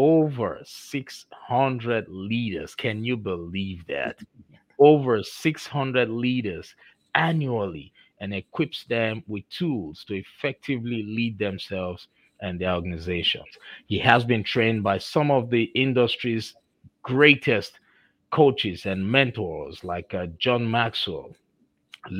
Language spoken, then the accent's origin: English; Nigeria; accent: Nigerian; moved away; You know, I'm originally from Nigeria, so I still have my Nigerian diction and accent in me.